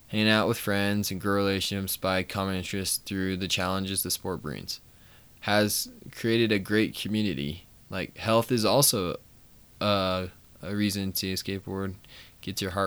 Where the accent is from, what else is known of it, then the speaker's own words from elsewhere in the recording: Colorado, United States; I'm 19, I'm from Colorado